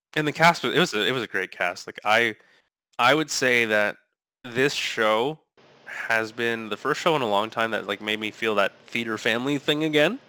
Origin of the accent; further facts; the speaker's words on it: Sarnia, Ontario, Canada; growing up in Sarnia